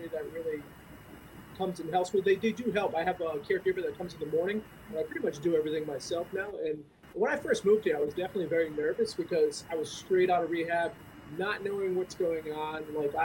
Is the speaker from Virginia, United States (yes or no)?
no; East Greenwich, Rhode Island, United States; I'm from East Greenwich, Rhode Island, New Englander